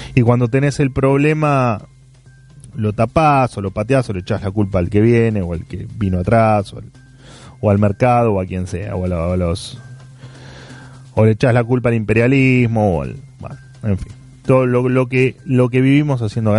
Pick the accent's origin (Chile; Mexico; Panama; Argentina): Argentina